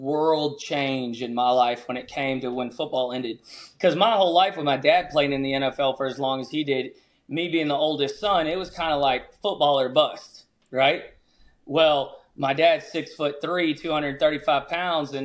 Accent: Louisiana, United States; growing up in Louisiana, we'd be sitting by, you know, on these oil pads back in high school

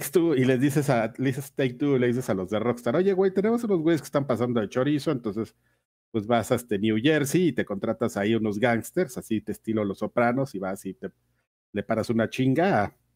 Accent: Mexico; Porque somos mexicanos, güey, y somos bien gandallas, así.

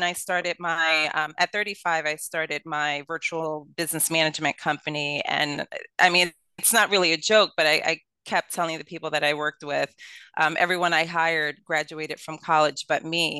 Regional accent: Brooklyn, New York, United States; accent: Brooklyn; Yeah, well, I am a true Brooklynite. So I was born and raised in Brooklyn, born and raised in Brooklyn Hospital, went to Brooklyn College.

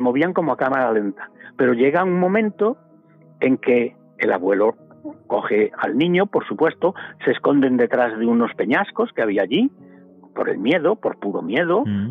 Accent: Galicia, Spain; arroyos en mi tierra, en Galicia

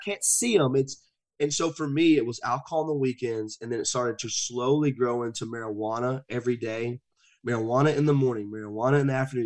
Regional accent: the South, United States; I grew up in the South.

